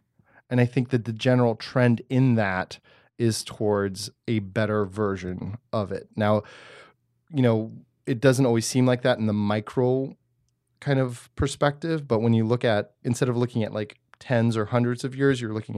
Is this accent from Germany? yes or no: yes; Germany; born there; I'm also not born of this land. I was born in Germany.